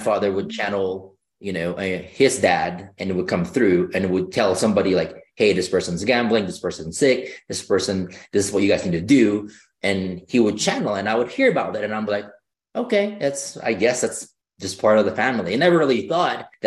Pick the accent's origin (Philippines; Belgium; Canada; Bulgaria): Philippines; moved away; growing up, I grew up in the Philippines